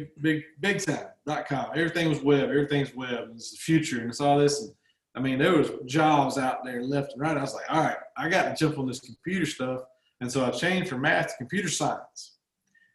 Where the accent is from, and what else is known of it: Georgia, United States; accent: Southern